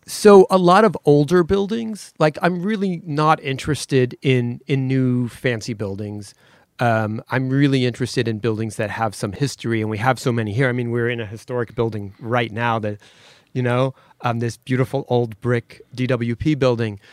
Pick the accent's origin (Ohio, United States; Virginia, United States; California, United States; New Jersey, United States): California, United States; Los Angeles; I grew up right near Fairfax High School, Melrose and Crescent Heights